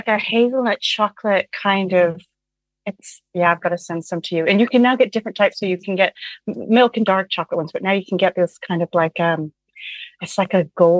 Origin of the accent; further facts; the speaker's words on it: Canada; also born or lived in Ontario; growing up in Canada